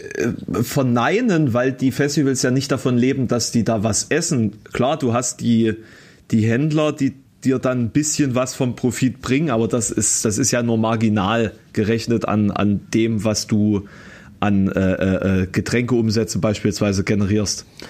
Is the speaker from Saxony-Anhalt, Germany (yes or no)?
yes; Halle, Saxony-Anhalt, Germany; hier um die Ecke bei meinem Geburtsort, also Kröllwitz